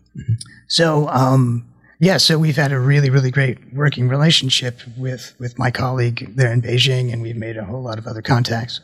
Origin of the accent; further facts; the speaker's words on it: New Jersey, United States; I'm from New Jersey in a, in a, small suburb of New York